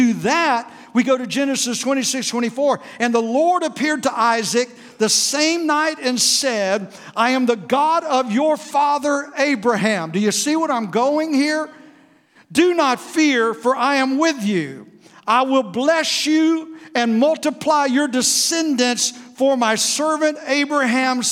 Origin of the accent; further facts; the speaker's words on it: South Florida, United States; We grew up in South Florida with no air conditioning.